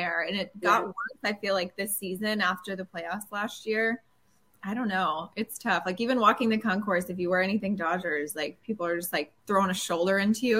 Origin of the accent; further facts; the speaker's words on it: Indiana, United States; I'm from Indiana.